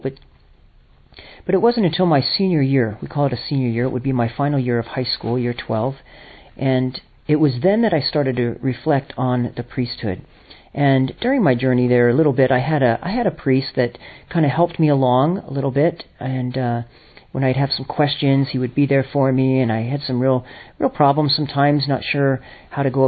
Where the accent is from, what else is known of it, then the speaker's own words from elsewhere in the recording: Los Angeles area, California, United States; moved away; I'm originally from America. California is my home in Los Angeles area